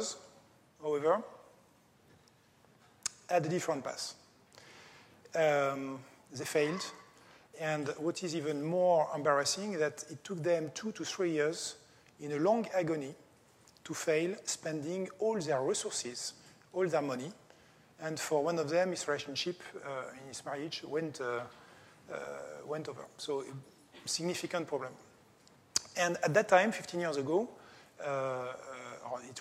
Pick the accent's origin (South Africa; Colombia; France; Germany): France; English is a second language; I'm coming from France